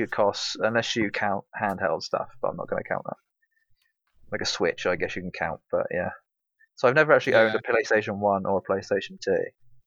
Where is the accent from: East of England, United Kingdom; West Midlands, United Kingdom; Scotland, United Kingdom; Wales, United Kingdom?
East of England, United Kingdom; Norfolk; I'm from Norfolk. That's why. We're lazy. That's why we slur our words and talk with a funny accent sometimes